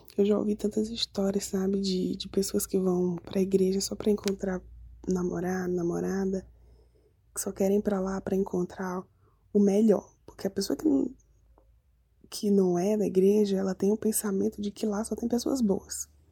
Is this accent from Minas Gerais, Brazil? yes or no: no; Manaus, Amazonas, Brazil; moved away; sou de Manaus, moro em Credi.